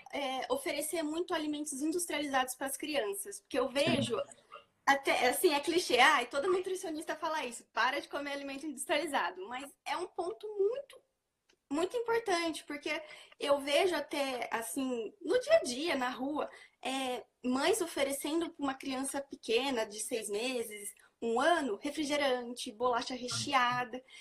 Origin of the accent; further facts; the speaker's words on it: Araraquara, São Paulo, Brazil; Eu sou daqui de Araraquara, sou do interior de São Paulo